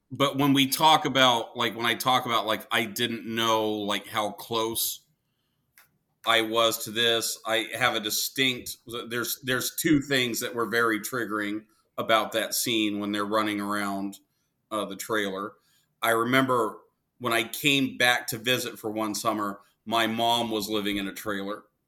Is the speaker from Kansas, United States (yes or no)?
yes; Wichita, Kansas, United States; now in Arizona, United States; I was born in Wichita, Kansas